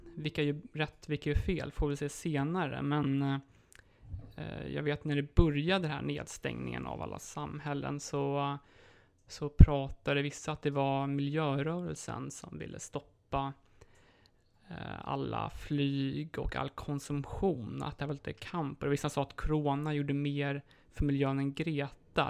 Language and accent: Swedish; Sweden; moved away as an adult; now in Poland; hemma i Sverige